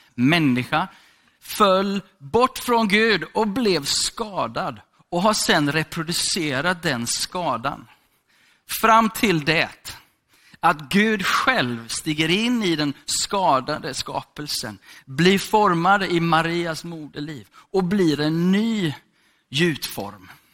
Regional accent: Gothenburg, Västra Götaland, Sweden; är född i Hammarkullen, uppvuxen i Sandeslätt. Okej, okay, så jag är från Göteborg

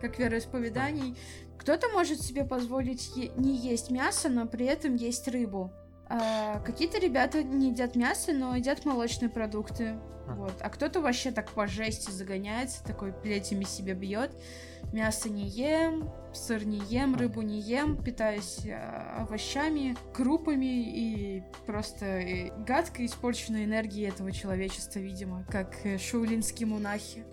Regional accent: Saint Petersburg, Russia; Я, кстати, из Питера

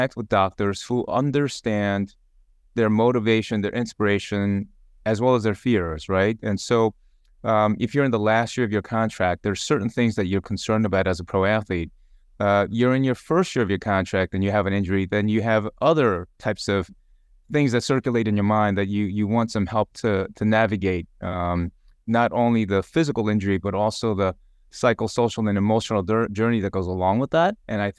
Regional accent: Long Island, New York, United States; I grew up in Long Island, so lacrosse was big, so I dabbled in lacrosse.

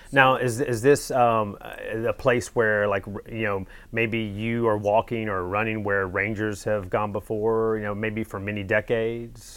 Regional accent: North Carolina, United States; I'm from North Carolina as well

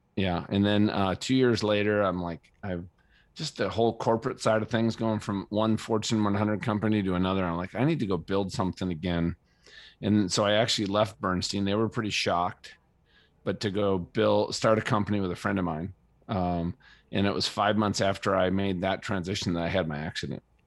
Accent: Minnesota, United States; moved away as an adult; also born or lived in San Diego; now in Colorado, United States; I grew up in Minnesota

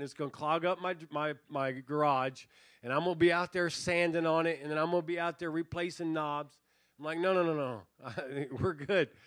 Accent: Tucson, Arizona, United States; we grew up in Tucson, we grew up rabbit hunting

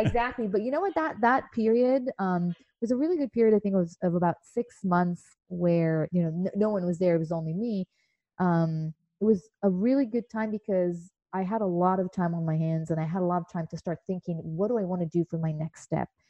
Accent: Israel; moved away as an adult; now in United States; growing up in Israel in the 80s was um, pretty interesting

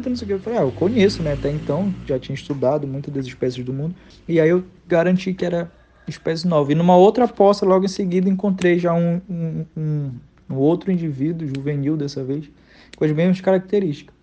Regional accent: Pará, Brazil; Eu sou paraense

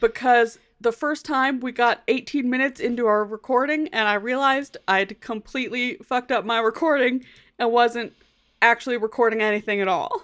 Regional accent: United States; accent: American; my American accent

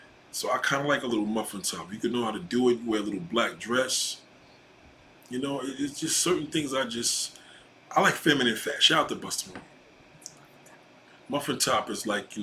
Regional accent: New York City, New York, United States; also born or lived in Brooklyn / Staten Island; I was born in Brooklyn, raised in Queens

